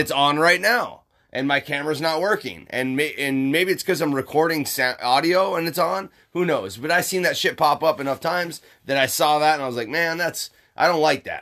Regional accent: Upper Michigan, United States; moved away; I'm from Upper Michigan

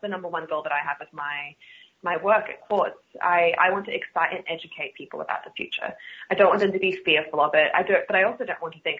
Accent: Australia; accent: Australian; In my Australia, in my Australian accent, R's aren't a thing that exists in the first place.

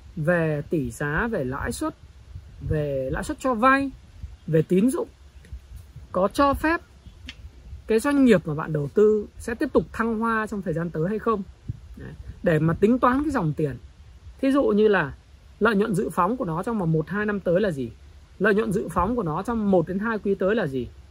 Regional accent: Northern Vietnam, Vietnam; accent: Northern (giọng Bắc); tôi nói giọng Bắc

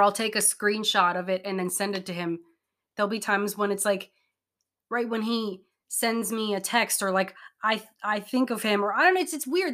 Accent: Hawaii, United States; moved away; I'm from Hawaii.

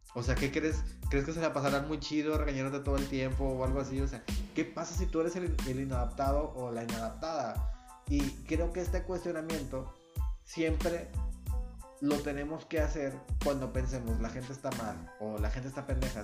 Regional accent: Nuevo Laredo, Tamaulipas, Mexico; yo soy un chavo de No Laredo

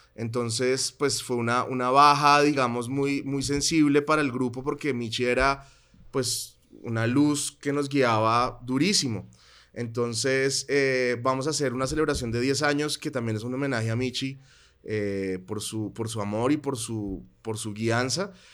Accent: Colombia; moved away as an adult; also born or lived in Bogotá / Netherlands; mi experiencia como colombiano expatriado estudiando en Holanda.

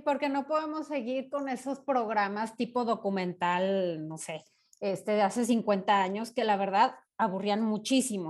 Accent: Guadalajara, Jalisco, Mexico; soy de Guadalajara

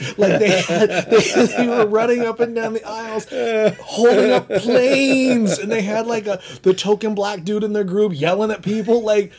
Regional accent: Southern California, United States; I'm from Southern California.

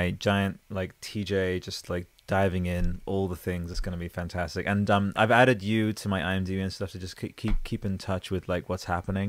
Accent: Newcastle, New South Wales, Australia; born there; now in Canberra, Australia; in Newcastle.

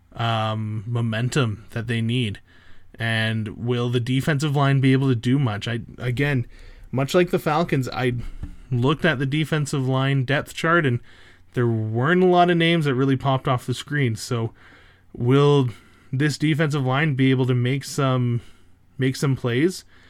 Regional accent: Canada; I'm Canadian

